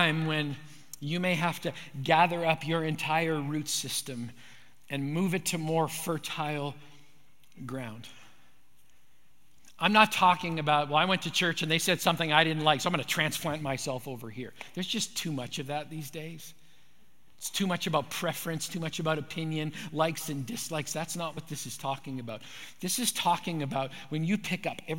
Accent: Manitoba, Canada; When I grew up in Manitoba

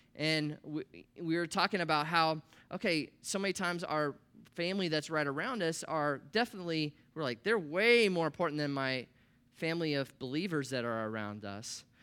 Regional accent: Columbus, Nebraska, United States; I grew up in Nebraska in the Midwest. That's where I was born, a little town called Columbus, twenty thousand people

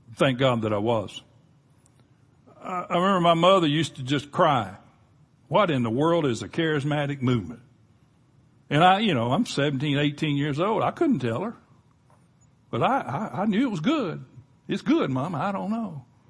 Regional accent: Florida Panhandle, United States; we grew up in Florida Panhandle.

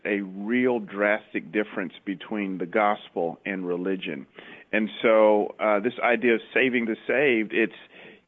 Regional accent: Atlanta, Georgia, United States; moved away as an adult; also born or lived in Memphis, Tennessee; now in Mountain View, United States; I grew up in the Bible Belt in Atlanta

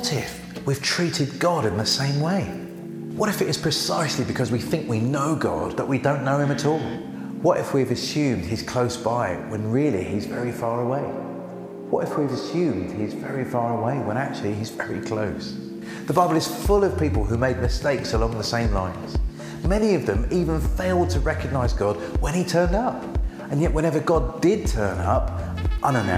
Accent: Brighton, South East England, United Kingdom; I'm from Brighton

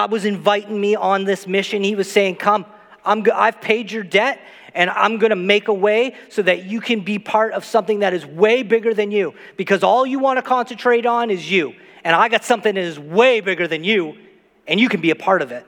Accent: Saint John, New Brunswick, Canada; where I grew up in St. John, New Brunswick, I never left my street until I was 16 years old

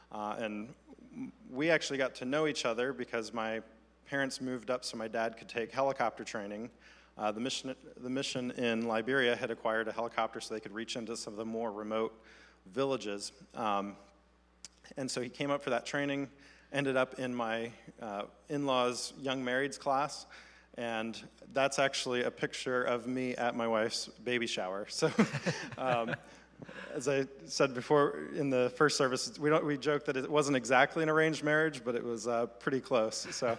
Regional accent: Côte d’Ivoire; I grew up in mostly in the Ivory Coast, West Africa.

